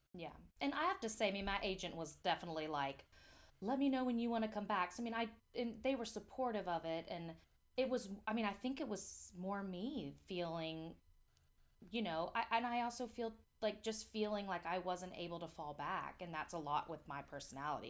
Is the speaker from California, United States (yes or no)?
no; near Atlanta, Georgia, United States; moved away; it's closest to my hometown